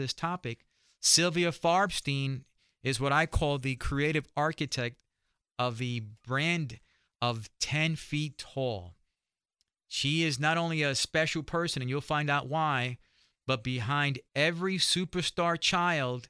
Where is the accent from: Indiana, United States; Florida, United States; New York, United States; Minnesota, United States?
New York, United States; being a New Yorker